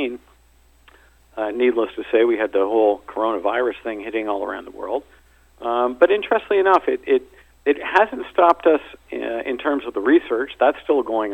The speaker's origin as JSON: {"language": "English", "town": "Toronto", "region": "Ontario", "country": "Canada", "tie": "born or raised there", "also_born_or_lived": "Cape Town / London", "moved": "as an adult", "lives_now": "South Africa", "said": "I'm originally from Toronto, born there, went to school there"}